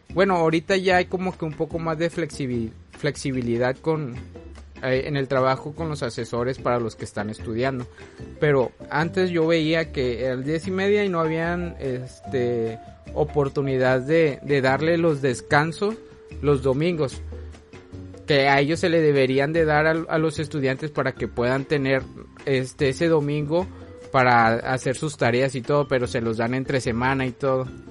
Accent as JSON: {"language": "Spanish", "country": "Mexico", "said": "aquí en México"}